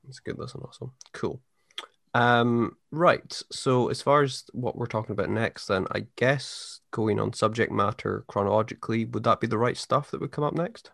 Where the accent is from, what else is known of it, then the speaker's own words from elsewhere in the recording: United Kingdom; I'm a British person